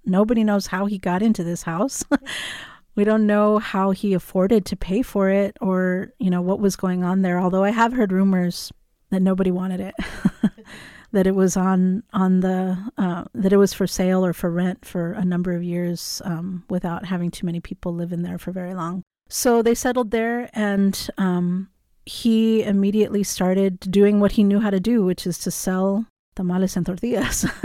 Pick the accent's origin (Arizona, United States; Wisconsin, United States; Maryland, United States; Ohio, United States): Arizona, United States; Tucson; I grew up here in Tucson in the West Foothill Mountains